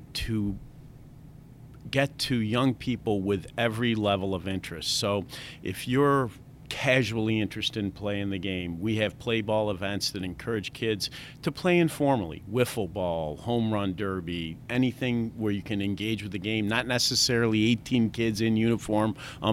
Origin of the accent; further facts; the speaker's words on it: Rome, New York, United States; moved away as an adult; also born or lived in Boston; I'm from Rome, New York, originally